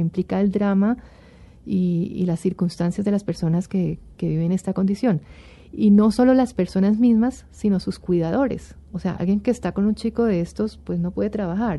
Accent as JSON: {"language": "Spanish", "country": "Colombia", "said": "como colombiano y como miembro de esta sociedad"}